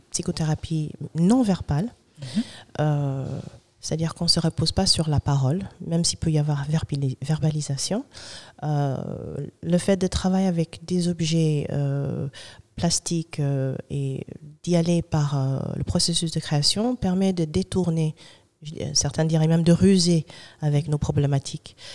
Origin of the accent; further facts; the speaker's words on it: Germany; born there; Donc moi, je suis un brown baby. C'est-à-dire, je suis née en Allemagne d'un noir américain